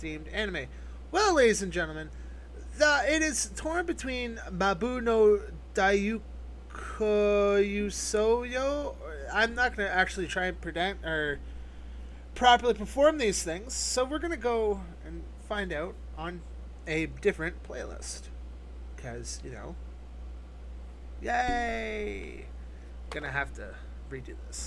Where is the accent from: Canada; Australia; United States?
Canada; I'm Canadian